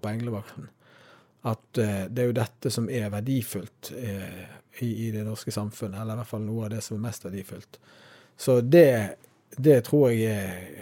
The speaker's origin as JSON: {"language": "Norwegian", "country": "Norway", "said": "vi som nordmenn"}